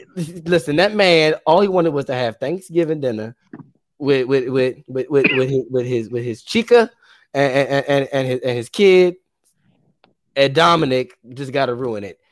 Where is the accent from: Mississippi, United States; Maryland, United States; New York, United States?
Maryland, United States; Baltimore; We're from Baltimore.